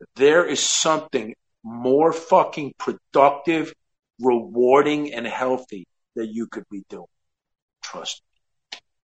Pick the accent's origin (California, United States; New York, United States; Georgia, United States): New York, United States; Westchester; I grew up in Westchester